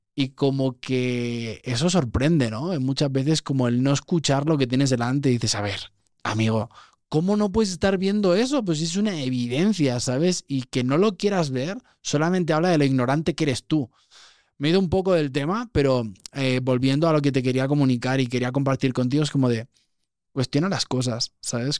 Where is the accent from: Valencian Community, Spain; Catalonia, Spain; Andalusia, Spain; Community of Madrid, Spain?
Catalonia, Spain; Vilanova i la Geltrú; soy de Barcelona, de, una, de un pueblo que podría ser que ya casi ciudad, se llama Vilanova y la Geltrú, está al lado de Siches.